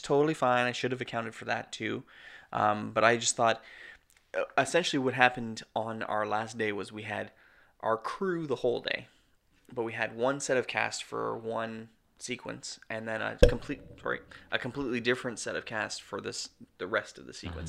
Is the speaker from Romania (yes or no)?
no; Canada; We're Canadian filmmakers